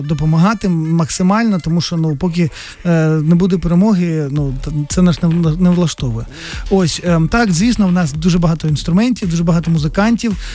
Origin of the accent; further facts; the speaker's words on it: Kremenchuk, Poltava Oblast, Ukraine; ми з Кременчука, Кременчук маленьке місто